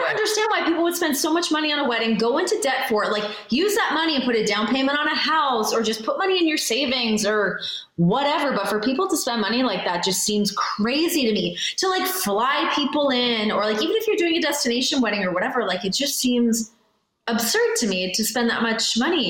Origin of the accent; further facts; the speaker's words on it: Canada; I would say, you know, obviously like the politeness, I think we do fall into some of like our stereotypes, like the quirky, weird.